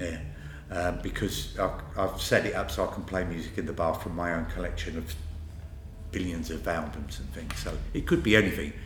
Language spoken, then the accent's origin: English; Harlow, East of England, United Kingdom; My hometown is Harlow, and the best place to be there is in my house